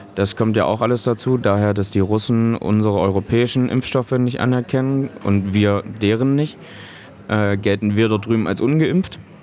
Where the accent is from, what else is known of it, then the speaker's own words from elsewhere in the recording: Köthen, Saxony-Anhalt, Germany; meine Heimatstadt Köthen